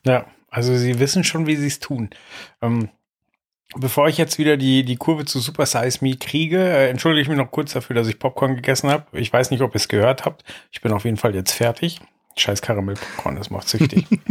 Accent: West Germany, Germany; als Wessi

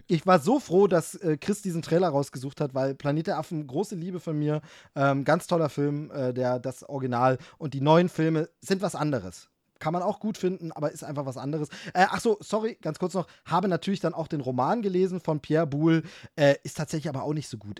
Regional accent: East Germany, Germany; als Ossi, als Ossi

